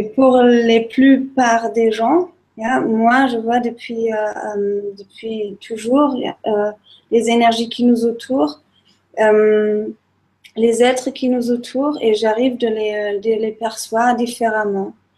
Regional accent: Germany; now in Nice, France; en tant qu'Allemande

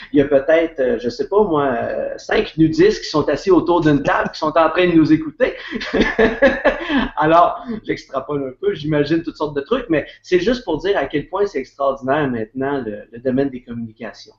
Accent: Quebec, Canada; je suis québécois.

